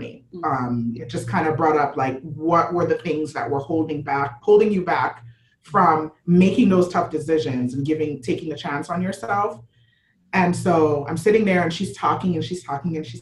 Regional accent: Jamaica; also born or lived in Florida / New York; now in South Florida, United States; I'm born and raised in Jamaica, moved to Florida, then moved to New York for 10 years

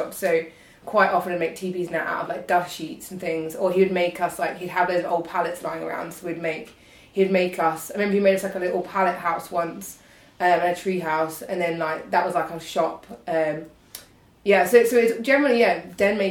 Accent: Kent, South East England, United Kingdom; I'm from Kent

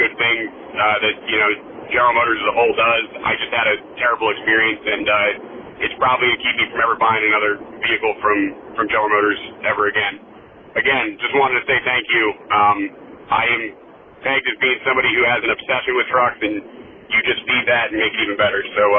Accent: Northwestern New Jersey, United States; I'm from Northwestern New Jersey

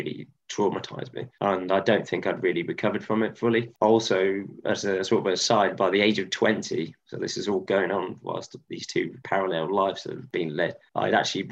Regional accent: Stroud, South West England, United Kingdom; moved away as an adult; also born or lived in Cardiff / Ecuador; my hometown that I ever went to in Stroud

